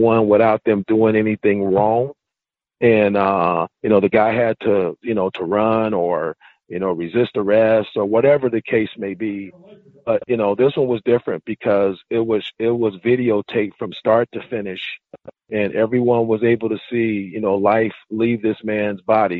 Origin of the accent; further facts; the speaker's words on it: Richmond, California, United States; moved away; I'm from Richmond, California, and, you know, the Black Panthers were real big. You know, in my community as a, you know, as a child